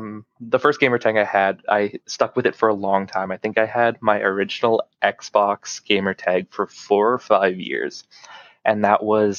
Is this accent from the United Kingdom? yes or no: no; Canada; well, we're Canadian. I said, yeah.